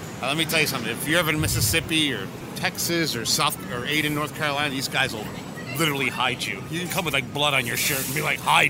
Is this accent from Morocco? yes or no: no; Cuba; I'm from Cuba. That's where it comes from.